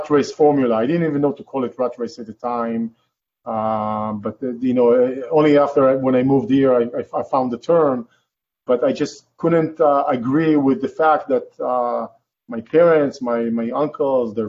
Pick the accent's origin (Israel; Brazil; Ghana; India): Israel; English is a second language; moved away as an adult; now in California, United States; originally, I'm from Israel. I was born in Israel, raised in Israel.